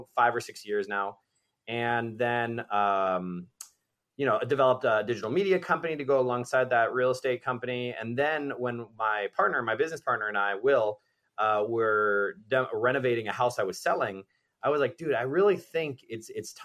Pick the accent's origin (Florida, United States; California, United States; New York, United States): Florida, United States; Miami; it was in Bay Harbor Island where I grew up in Miami